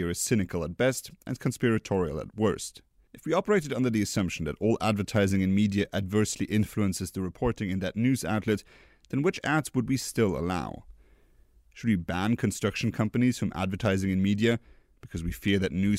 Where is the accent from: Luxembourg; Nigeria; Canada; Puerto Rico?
Luxembourg; Luxembourg, my home country